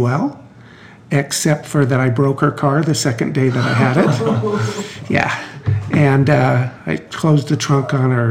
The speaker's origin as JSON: {"language": "English", "region": "Idaho", "country": "United States", "tie": "born or raised there", "moved": "yes", "lives_now": "Denver, United States", "said": "I grew up in Idaho"}